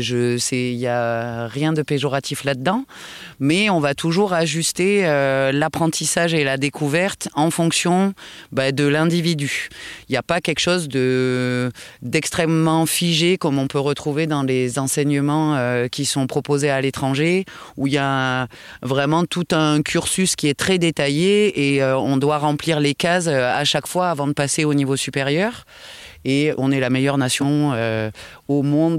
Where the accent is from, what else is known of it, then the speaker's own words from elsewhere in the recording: France; on est des Gaulois